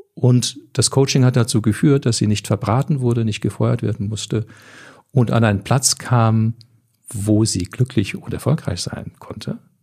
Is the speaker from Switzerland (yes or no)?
no; Canada; moved away; also ich komme ja aus Kanada